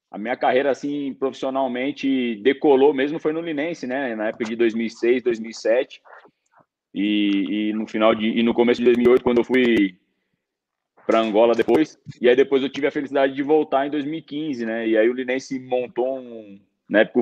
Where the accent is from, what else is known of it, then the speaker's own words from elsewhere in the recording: Cochabamba, Bolivia; Mas eu sou de Cochabamba mesmo.